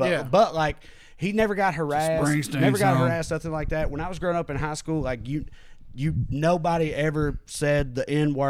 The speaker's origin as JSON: {"language": "English", "region": "the South", "country": "United States", "tie": "born or raised there", "moved": "as an adult"}